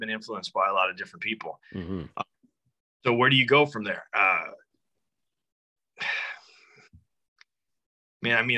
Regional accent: Tucson, Arizona, United States; moved away; When I was growing up, I grew up in Tucson, Arizona, small city

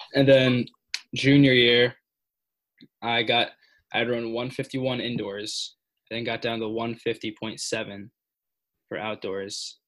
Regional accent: New Jersey, United States; I'm from New Jersey

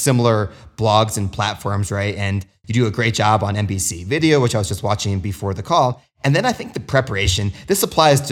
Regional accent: United States; growing up in the United States

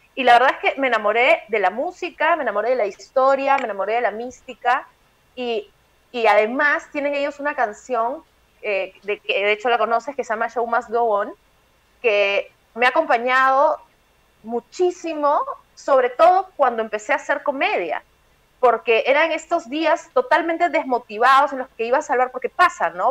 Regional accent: Peru; yo soy una típica peruana

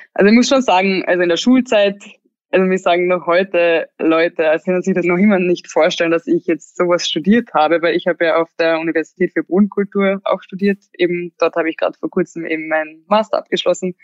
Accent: Klagenfurt, Carinthia, Austria; moved away as an adult; now in Vienna, Austria; ich bin eigentlich schon in der Stadt aufgewachsen, weil ich ja, wie gesagt, im Internat war, seitdem, also ab zehn. Und da war ich in Klagenfurt, also das ist die ähm, Landeshauptstadt von Kärnten. Und da bin ich halt aufgewachsen

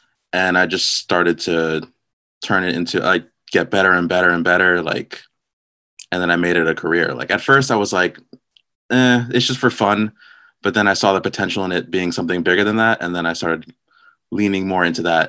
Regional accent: New Jersey, United States; I'm from New Jersey. That's pretty much it.

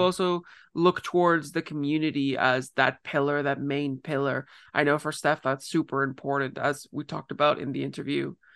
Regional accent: Ontario, Canada; moved away; somebody originally from Ontario

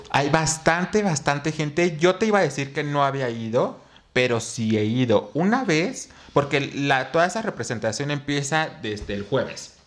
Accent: Mexico; como mexicano

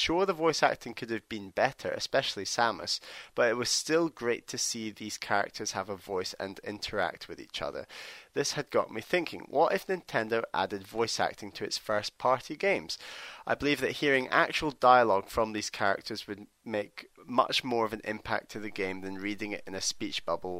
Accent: Los Angeles, California, United States; now in Washington, D.C., United States; I am from Los Angeles, but I currently live in Washington, D.C.

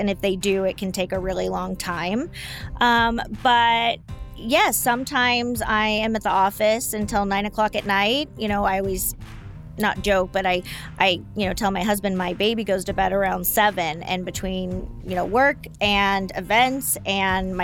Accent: Yorba Linda, California, United States; I'm actually from Yorba Linda, born and raised, land of the gracious living.

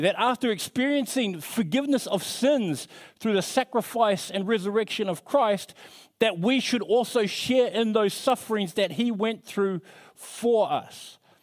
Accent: New Zealand; now in Australia; I'm from New Zealand

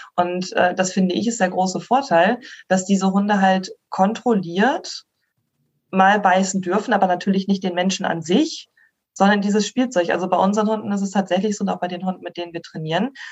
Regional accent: Schleswig, Schleswig-Holstein, Germany; ich komme aus äh, Schleswig ursprünglich, bin gebürtige Schleswig-Holsteinerin

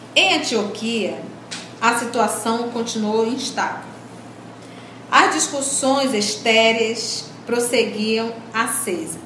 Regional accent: Brazil; nós também somos brasileiros

